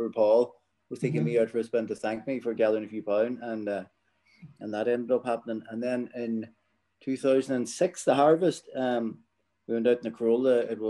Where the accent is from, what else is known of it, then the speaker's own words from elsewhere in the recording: Ulster, Ireland; Well, I think any young fella in Donegal, the rally, people, kids know about the rally.